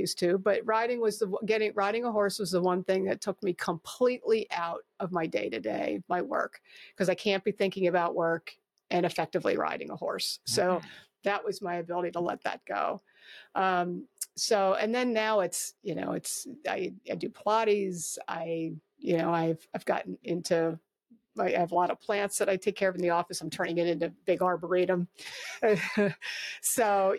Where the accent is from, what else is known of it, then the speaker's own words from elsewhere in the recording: Wilmington, Delaware, United States; moved away; also born or lived in Northern Chester County, Pennsylvania / Philadelphia / Coatesville; I grew up in Northern Wilmington, you know, but in the suburbs